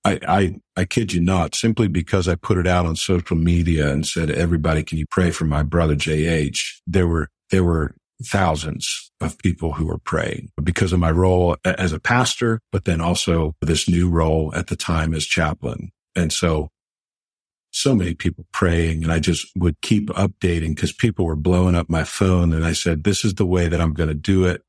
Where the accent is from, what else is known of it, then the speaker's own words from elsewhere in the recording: Pittsburgh, Pennsylvania, United States; here in Pittsburgh. Absolutely love being able to do that for my hometown team.